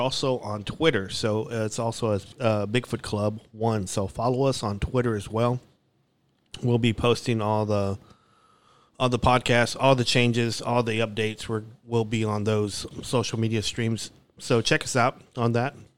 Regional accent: Dallas, Texas, United States; they let me enroll to Arcadia Park

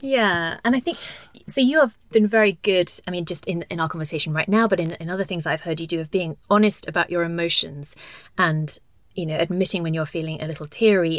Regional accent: United Kingdom; now in Denmark; I am British and was raised Catholic

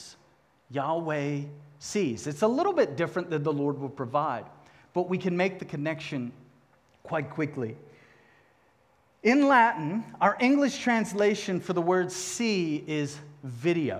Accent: Cape Town, Western Cape, South Africa; accent: southern; moved away; I happened to be born 2,000 miles south in Cape Town, South Africa.

